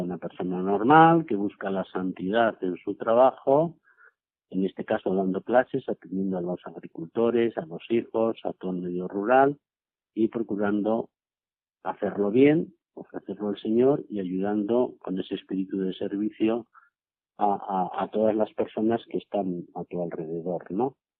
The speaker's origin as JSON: {"language": "Spanish", "town": "Cañaveras", "region": "Castilla-La Mancha", "country": "Spain", "also_born_or_lived": "Seville / Mérida", "moved": "as an adult", "said": "misa desde Cañaveras a Cuenca, porque en el pueblo no había misa todos los días"}